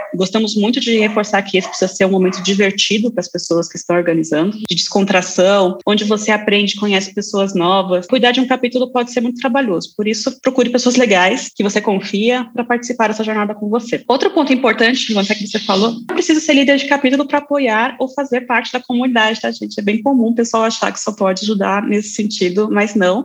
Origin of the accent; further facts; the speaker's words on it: São Paulo, Brazil; Eu cresci em São Paulo, então tinha escolas